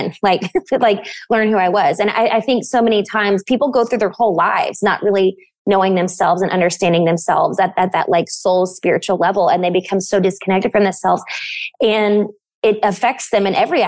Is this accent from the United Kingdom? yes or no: no; Bible Belt, the South, United States; I grew up in the South in the Bible Belt